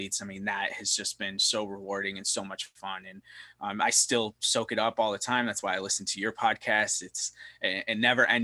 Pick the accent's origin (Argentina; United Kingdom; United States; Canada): United States; Syracuse, New York; moved away as an adult; also born or lived in Scranton, Pennsylvania; now in Charlotte, United States; I grew up in the Northeast, Scranton, Pennsylvania, Syracuse, New York